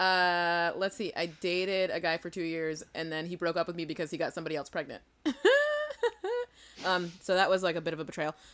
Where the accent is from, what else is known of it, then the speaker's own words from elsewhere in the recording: New Bedford, Massachusetts, United States; I am from Southeastern Mass, cl-, a beautiful historic New Bedford, Massachusetts. Um, and there's a fast ferry from my hometown to Martha's Vineyard